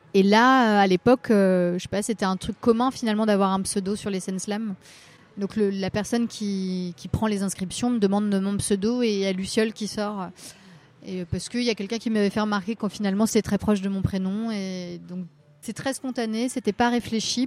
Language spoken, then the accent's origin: French; Rennes, Brittany, France; moved away as an adult; now in Paris, France; je, suis née à Rennes et j'ai grandi dans, un petit, dans une petite ville dans la métropole rennaise et je suis restée dans ce coin-là jusqu'à mes 20 ans où après je suis arrivée euh, à, Paris